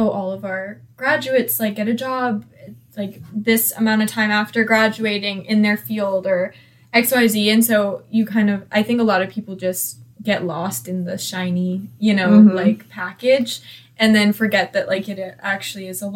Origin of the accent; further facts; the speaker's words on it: Marietta, Georgia, United States; I'm from Marietta.